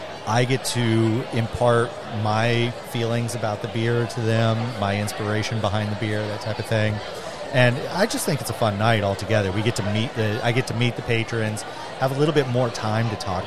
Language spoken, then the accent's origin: English; Oklahoma, United States; moved away; I grew up in Oklahoma.